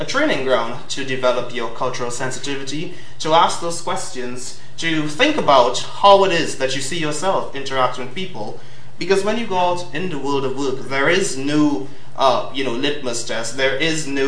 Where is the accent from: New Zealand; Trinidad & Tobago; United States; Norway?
Trinidad & Tobago; moved away as an adult; now in London, United Kingdom; Being from Trinidad, I come with a wonderful accent